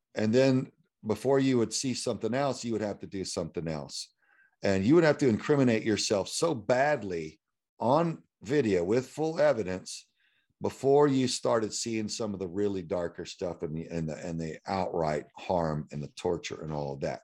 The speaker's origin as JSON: {"language": "English", "town": "Houston", "region": "Texas", "country": "United States", "tie": "born or raised there", "said": "that I had grown up, uh, there's a street called nineteen sixty, uh, North side of Houston that a lot of my friends lived on"}